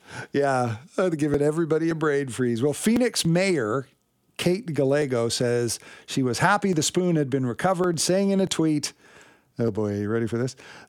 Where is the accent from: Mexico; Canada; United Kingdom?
Canada; Richmond, British Columbia; I grew up in Richmond, BC, not too far from, I think, the very first McDonald's in Canada.